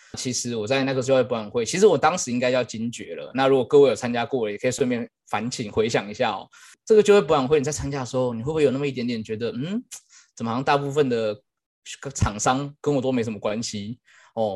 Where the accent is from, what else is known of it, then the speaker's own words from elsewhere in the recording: Hsinchu, Taiwan; moved away as an adult; also born or lived in Kaohsiung, Taiwan / Changhua, Taiwan; 我是新竹人，那当时大学研究所都在高雄念